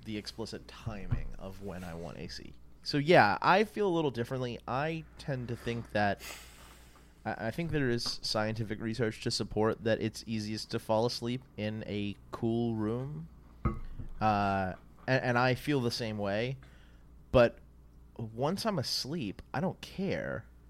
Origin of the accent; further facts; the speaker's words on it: New Orleans, Louisiana, United States; moved away; where I grew up in New Orleans